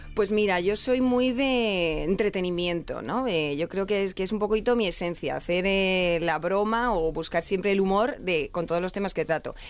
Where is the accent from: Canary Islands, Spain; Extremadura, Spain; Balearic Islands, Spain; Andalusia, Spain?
Andalusia, Spain; Lucena; now in Madrid, Spain; yo soy de Córdoba, de Lucena, y como buena andaluza